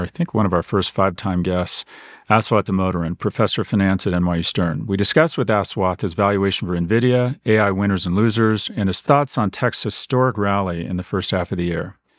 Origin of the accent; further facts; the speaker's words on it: San Diego, California, United States; I was born in San Diego because my parents, who were living in Toronto, read in the newspaper